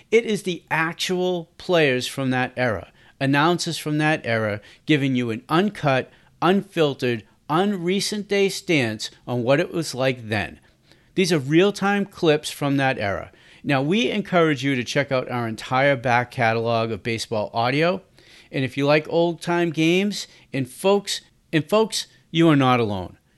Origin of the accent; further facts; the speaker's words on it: Boston, Massachusetts, United States; I'm from Boston. I make no, no um, qualms about it. And sometimes my accent will throw off the pronunciations of names.